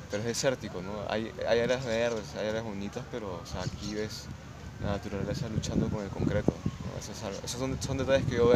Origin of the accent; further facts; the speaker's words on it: Lima, Peru; moved away as an adult; now in Cali, Colombia; Yo soy de, Lima, Perú.